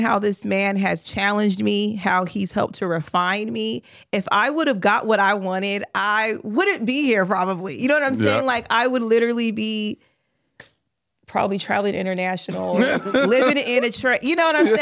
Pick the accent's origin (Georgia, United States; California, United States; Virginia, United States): California, United States; I grew up in California, right? Black girl, California, around the beaches